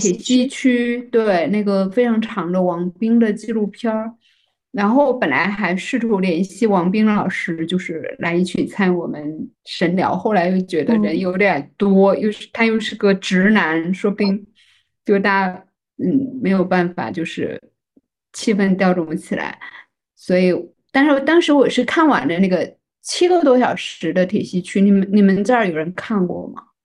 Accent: Fujian, China; 其实我是闽南人

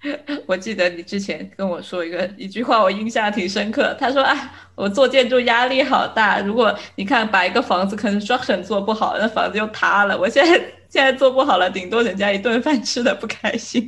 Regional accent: China; 作为一个中国人

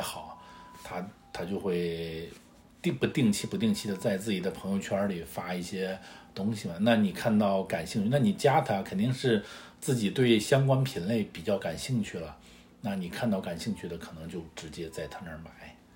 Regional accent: northern China, China; now in Shanghai, China; 我是北方人

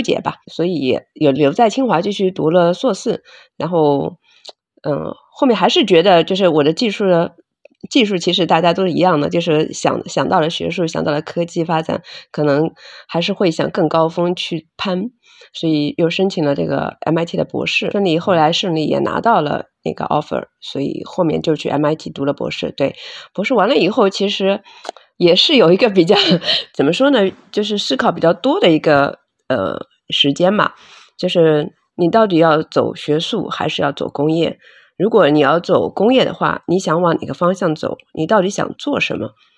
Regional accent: Hangzhou, Zhejiang, China; moved away as an adult; also born or lived in Beijing / United States; 我是杭州本地人，土生土长的杭州人，然后现在回，呃，创业也是在杭州

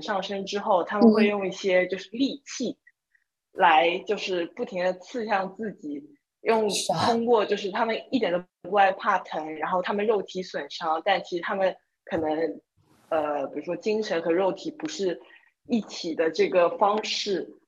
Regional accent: Taiwan; moved away; 我小时候在台湾

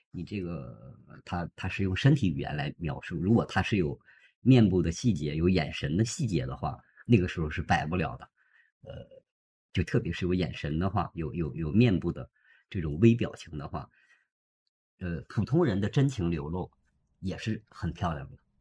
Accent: Harbin, Heilongjiang, China; moved away as an adult; also born or lived in Zhuhai; 我在哈尔滨出生啊，在哈尔滨。。是的，然后做公司那些年呢，也是在这里，然后后来不是移民了嘛，现在又回来了

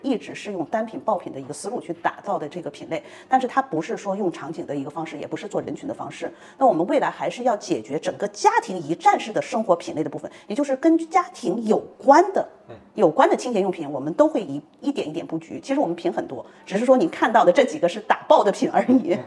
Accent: China; 我们中国人

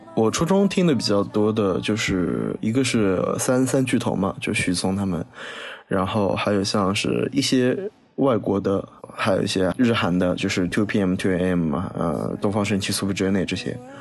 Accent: Wuxi, Jiangsu, China; moved away; 这不是唱我的家乡吗

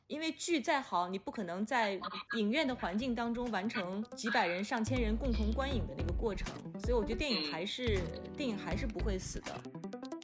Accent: China; 我肯定就是代表中国人的这种身份

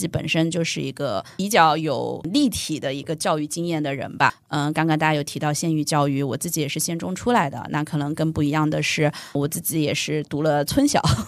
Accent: Hunan, China; moved away as an adult; also born or lived in Hong Kong; now in Shanghai, China; 我是湖南人嘛

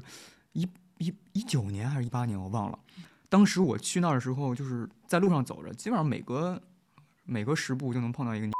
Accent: northern China, China; 我北方人嘛

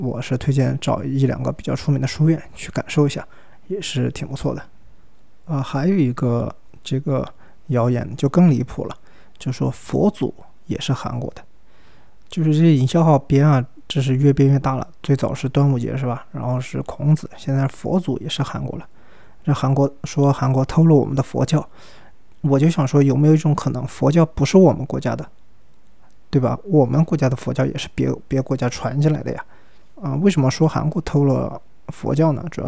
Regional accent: Sichuan, China; accent: Sichuanese Mandarin (Chuanpu); 这三个字对我们四川话四川人真的很痛苦。我们的川普不分那个平翘舌音的，我如果说四川话就变成“福斯斯”

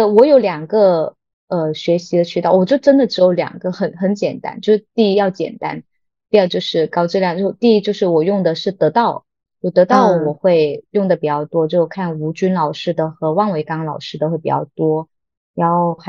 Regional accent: Guangdong, China; 我就觉得道理就很简单，我们广东人。就是喜欢做做生意，不喜欢说大话。

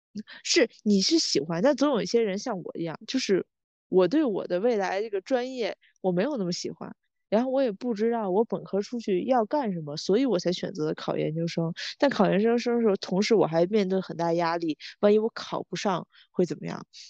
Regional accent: Tianjin, China; 我们两个人就是来自天，一个极度摆烂的一个城市

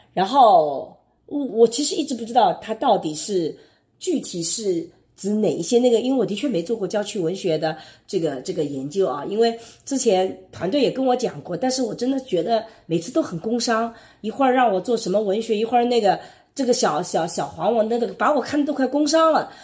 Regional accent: Jiangsu, China; now in Shanghai, China; 我是一个来自江苏的生活在上海的人

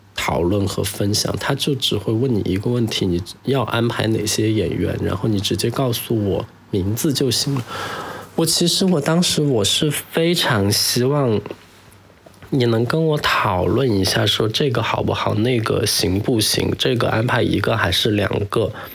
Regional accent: Chengdu, Sichuan, China; moved away as an adult; now in Sanya, China; 我的家乡在成都

